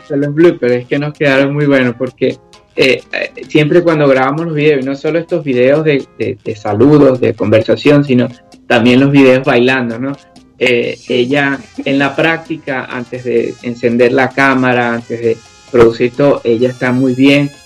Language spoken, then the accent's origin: Spanish; Venezuela; accent: Venezuelan; now in United Kingdom; hablamos español, o sea, hablamos igual nuestro acento venezolano